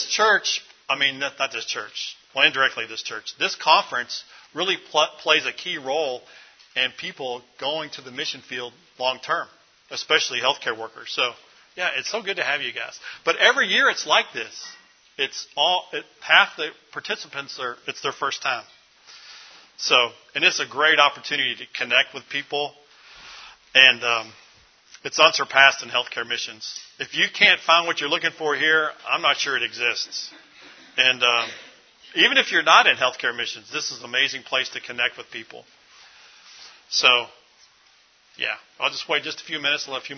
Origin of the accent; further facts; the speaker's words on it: Louisville, Kentucky, United States; this is my hometown, Louisville, Kentucky